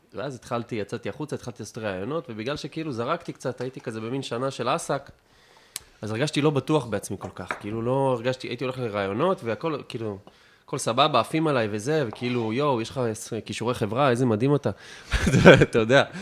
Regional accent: Afula, Northern District, Israel; moved away; also born or lived in Tel Aviv; אני מעפולה, אני מעפולה הרגילה, לא גבעת

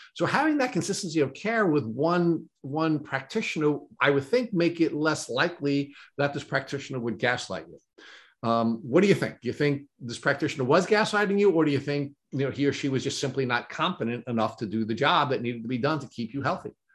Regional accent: Brentwood, New York, United States; I grew up in Brentwood and I graduated in 1981

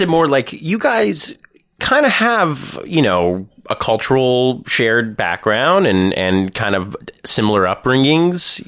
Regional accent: Thornhill, Ontario, Canada; also born or lived in North York; I was raised in Thornhill

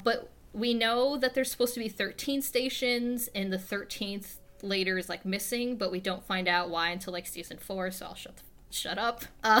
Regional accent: Indiana, United States; We're from Indiana.

